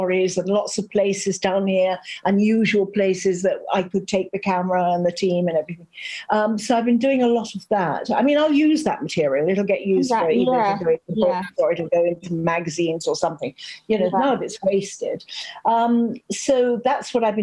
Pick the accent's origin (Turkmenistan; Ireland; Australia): Ireland; the Irish Midlands; now in France; I'm from the Midlands, right in the middle of the country.